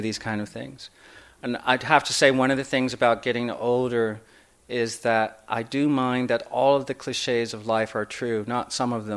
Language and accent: English; Indianapolis, Indiana, United States; I grew up in Indianapolis, Indiana.